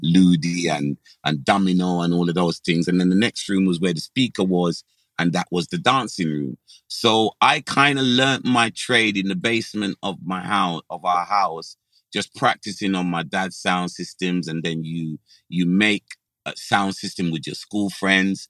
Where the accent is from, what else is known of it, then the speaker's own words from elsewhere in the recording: London, United Kingdom; also born or lived in Dulwich; the majority of my childhood was in Brixton